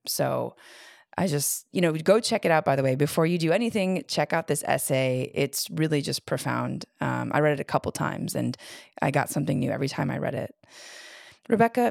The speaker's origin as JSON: {"language": "English", "town": "Chicago", "region": "Illinois", "country": "United States", "tie": "born or raised there", "also_born_or_lived": "New York / West Coast", "moved": "as an adult", "said": "I grew up in Chicago"}